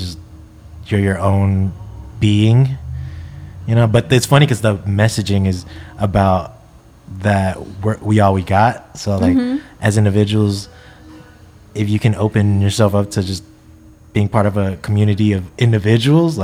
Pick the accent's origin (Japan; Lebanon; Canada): Japan; now in Bay Area, United States; living in the Bay Area, growing up in Japan